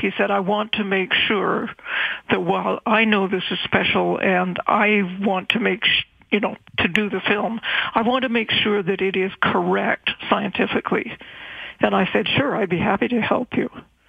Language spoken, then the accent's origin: English; Victoria, British Columbia, Canada; Well, I grew up in Victoria, and my parents had a summer place on the seashore